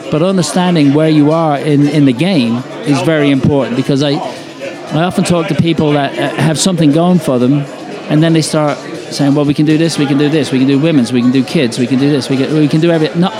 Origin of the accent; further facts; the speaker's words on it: Ireland; I come from the British Isles. I'm Irish, but I come from there.